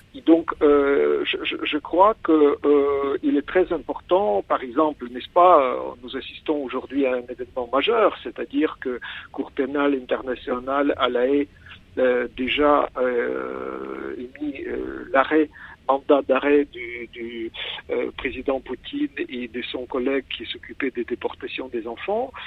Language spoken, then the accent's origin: French; Kyiv, Ukraine; French is a second language; je suis né à Kiev